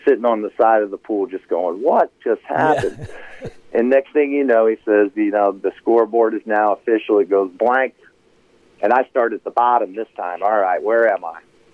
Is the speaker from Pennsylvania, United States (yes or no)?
yes; Harrisburg, Pennsylvania, United States; I'm from Harrisburg, Pennsylvania.